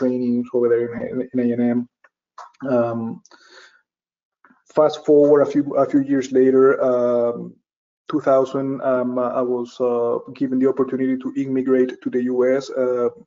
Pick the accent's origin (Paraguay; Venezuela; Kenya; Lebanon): Venezuela; moved away as an adult; now in Texas, United States; I'm originally from Venezuela. I have already 21 years living here in the US.